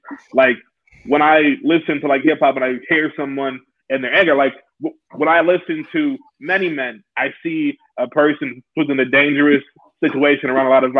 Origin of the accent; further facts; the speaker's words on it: Ann Arbor, Michigan, United States; I didn't grow up in any sort of hood. I was from Ann Arbor suburbs